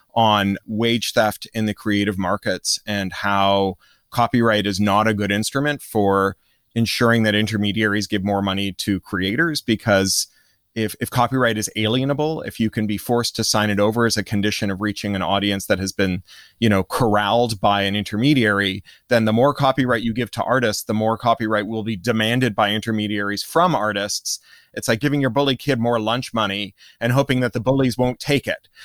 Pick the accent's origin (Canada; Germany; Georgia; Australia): Canada; moved away; also born or lived in United States / United Kingdom; I grew up in Canada and then in the U S and then spent thirteen years in the U K